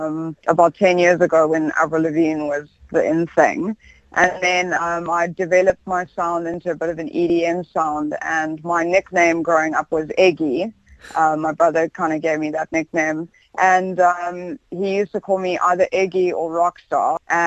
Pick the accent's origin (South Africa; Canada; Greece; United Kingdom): South Africa; accent: South African; I'm lucky, actually. I like the South African accent. I know some people don't, but I really like it. I think it's quite special.